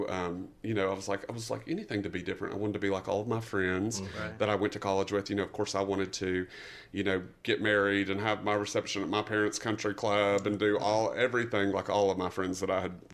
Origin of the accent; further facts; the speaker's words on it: East Tennessee, United States; I am from East Tennessee originally, me and ….